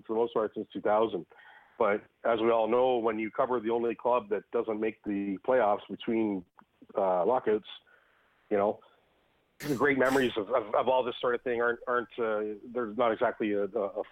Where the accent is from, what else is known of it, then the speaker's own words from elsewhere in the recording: Canada; I am Canadian, not American